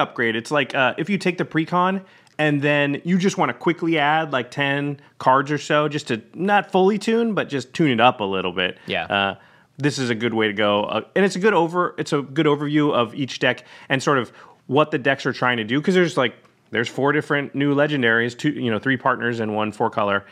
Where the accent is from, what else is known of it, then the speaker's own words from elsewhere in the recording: Hawaii, United States; As a Hawaiian